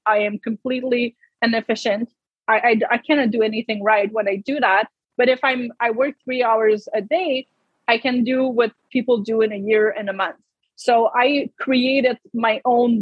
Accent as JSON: {"language": "English", "country": "Canada", "tie": "born or raised there", "said": "I'm French Canadian. I come from a village, grew up on a farm"}